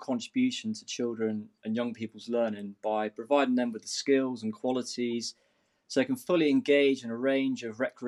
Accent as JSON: {"language": "English", "town": "Newquay", "region": "South West England", "country": "United Kingdom", "tie": "born or raised there", "also_born_or_lived": "Somerset", "moved": "as an adult", "lives_now": "Edinburgh, United Kingdom", "said": "where I grew up in Newquay"}